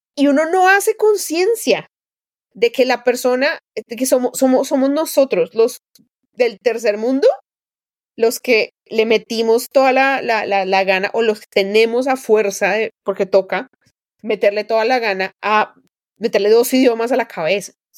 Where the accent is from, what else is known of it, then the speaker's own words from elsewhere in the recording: Colombia; moved away as an adult; now in United States; cruzaba todo mi pueblo de la sabana y llegaba a una pequeña escuela rural